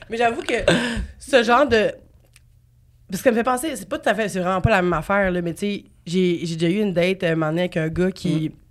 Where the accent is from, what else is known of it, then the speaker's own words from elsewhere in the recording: Trois-Rivières, Quebec, Canada; Moi, je viens de Trois-Rivières.